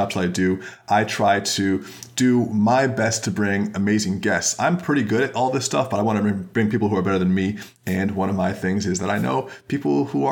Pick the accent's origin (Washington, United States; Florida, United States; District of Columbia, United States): Florida, United States; now in Pacific Northwest, United States; I'm from Florida originally